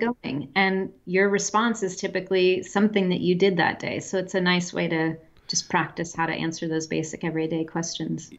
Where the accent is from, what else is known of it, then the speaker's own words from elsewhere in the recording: a Midwestern town, United States; moved away as an adult; also born or lived in France / Pakistan / Germany / Czech Republic; I'm from the United States. I live, or I'm from a Midwestern town, and we had a very small but growing international population when I was young in where I lived